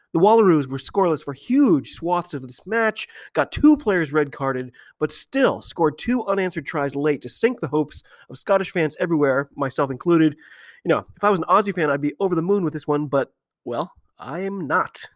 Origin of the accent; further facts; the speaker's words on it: United States; I'm an American rugby fan